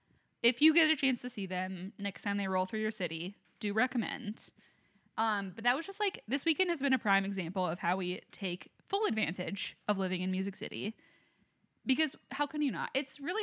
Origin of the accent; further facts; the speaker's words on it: Atlanta, Georgia, United States; Because, like, I'm from Atlanta, and I don't even feel like Atlanta has many mid-tier venues.